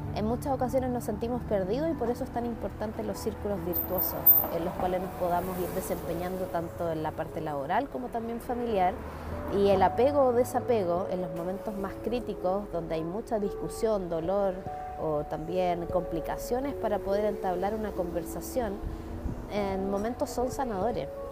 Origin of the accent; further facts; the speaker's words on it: Chile; identidad local como chileno